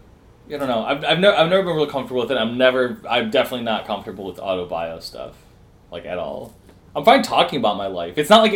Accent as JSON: {"language": "English", "town": "Dearborn", "region": "Michigan", "country": "United States", "tie": "born or raised there", "also_born_or_lived": "Ferndale, Michigan", "said": "where I grew up in Dearborn, it was, like, a 15-minute drive or so from Detroit. It was pretty close. It's all, like, the Metro Detroit area"}